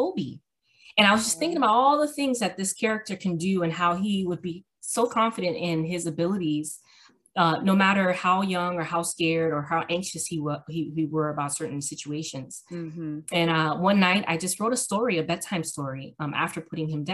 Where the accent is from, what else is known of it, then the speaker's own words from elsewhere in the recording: Miami, Florida, United States; I am born and raised in Miami, Florida